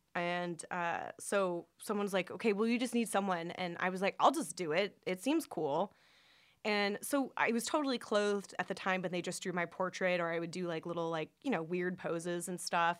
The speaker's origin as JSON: {"language": "English", "area": "Orange County", "region": "California", "country": "United States", "tie": "born or raised there", "said": "I grew up in Orange County. It's very conservative place"}